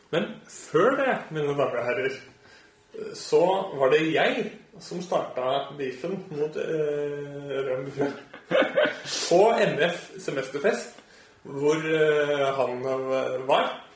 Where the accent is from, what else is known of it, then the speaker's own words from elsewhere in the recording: Østfold, Norway; Jeg er jo fra Østfold.